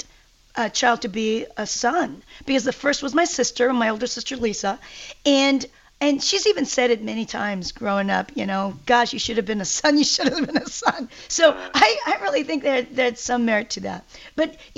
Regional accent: South Korea; moved away; growing up in Korea in the 60s, I was a tomboy of three sisters

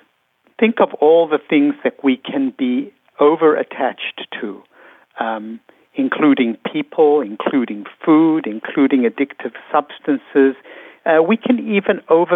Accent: South Africa; moved away; I was raised in South Africa

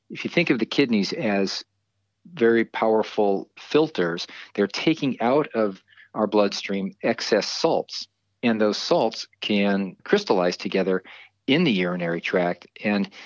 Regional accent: Marin County, California, United States; also born or lived in East Coast; I grew up here in Marin County

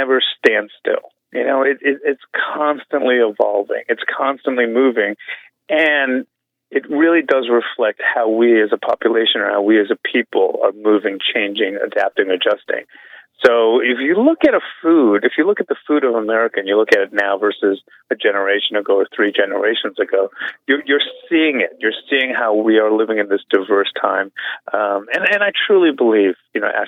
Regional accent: New York City, New York, United States; moved away as an adult; now in Louisville, United States; I grew up as a Korean American and in Brooklyn

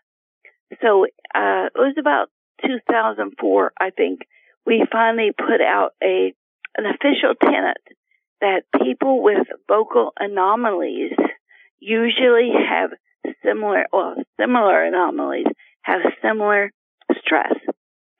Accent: Appalachia, United States; I was raised in Appalachia with no electricity

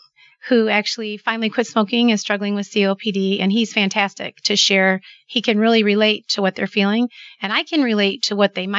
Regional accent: Manteno, Illinois, United States; Where I'm from Manteno. So the area. I've lived there my whole life and still live there.

